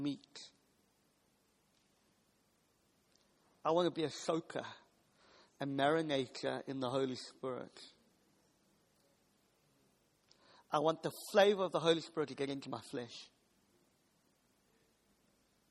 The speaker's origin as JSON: {"language": "English", "country": "South Africa", "moved": "yes", "lives_now": "United Kingdom", "said": "I'm from South Africa, and we do meat really good. We have what's called a braai"}